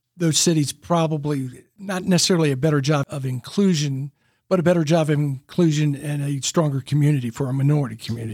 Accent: Memphis, Tennessee, United States; now in Chattanooga, United States; I grew up in Memphis

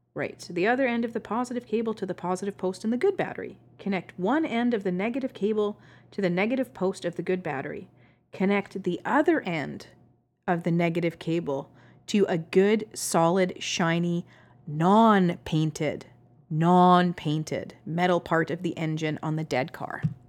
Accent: Canada; accent: Canadian; I'm Canadian.

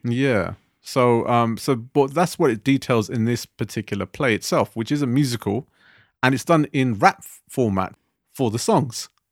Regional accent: United Kingdom; being British Asians today

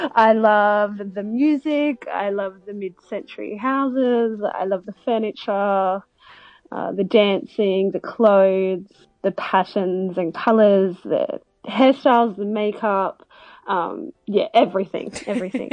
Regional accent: Melbourne, Victoria, Australia; moved away; I'm originally from Melbourne

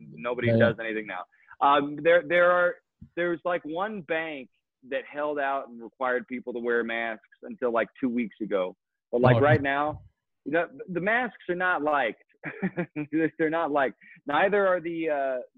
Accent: Gillette, Wyoming, United States; also born or lived in Colorado / West Coast; I'm from Gillette

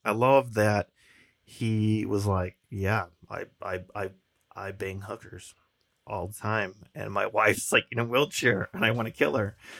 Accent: Chicago, Illinois, United States; we're from Chicago

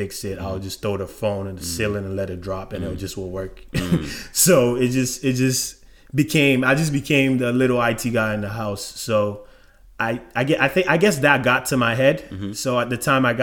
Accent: Ghana; moved away as an adult; now in Atlanta, United States; I'm from Ghana, West Africa. Lived in Ghana most of my life. Then I moved to the United States about 10 years ago now.

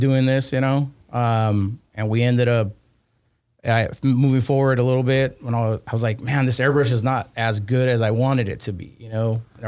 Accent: Argentina; I'm originally from Argentina, from South America.

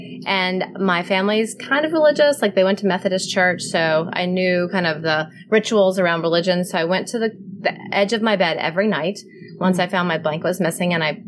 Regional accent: Mobile, Alabama, United States; moved away as an adult; also born or lived in New York City; I'm from Mobile, Alabama. So like, you know, Sweet Home Alabama is the movie, and that's totally kind of where I'm from.

